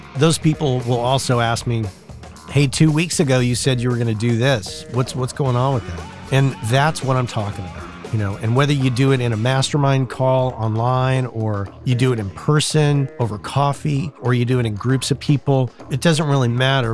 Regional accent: southern New Mexico, United States; moved away as an adult; when I first was in my hometown in southern New Mexico

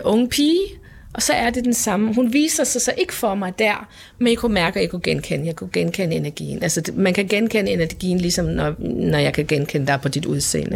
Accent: Faroe Islands; now in Denmark; Jeg er født og opvokset på Færøen

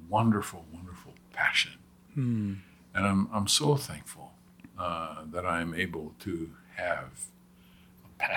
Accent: Hawaii, United States; also born or lived in Southern California; Growing up in Hawaii

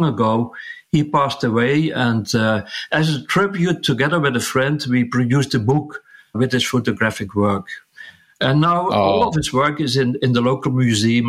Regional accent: southern part of the Netherlands, southern Netherlands, Netherlands; I could start working at a large printing company here in my hometown

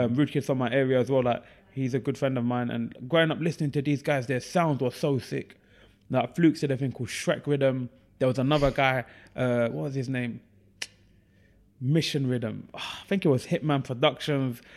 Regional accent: Ilford, London, United Kingdom; also born or lived in East Ham; I grew up in Ilford, hence the alter ego of Ilford's finest

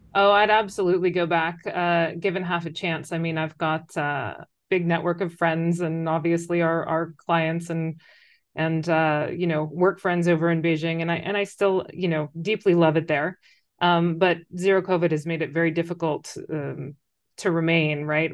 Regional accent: United States; moved away as an adult; now in China; you say the U S

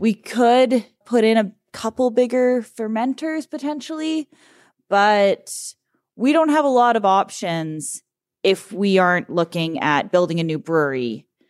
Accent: Kamloops, British Columbia, Canada; also born or lived in Vernon; I was born in Vernon when dad was still at Okanagan Springs. We moved to Kamloops, opened the first brewery that we owned in Kamloops, which was Bear Brewing, which was where I grew up

